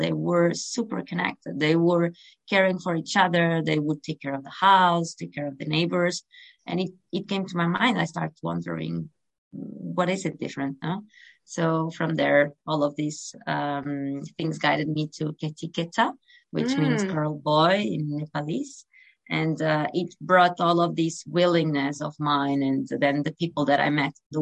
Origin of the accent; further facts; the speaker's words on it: North Portugal, Portugal; I was raised in Portugal, North Portugal, by the coast, and I come from a very small town